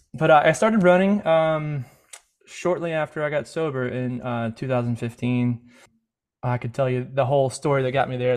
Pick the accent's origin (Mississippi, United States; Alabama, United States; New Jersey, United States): Mississippi, United States; I grew up in Mississippi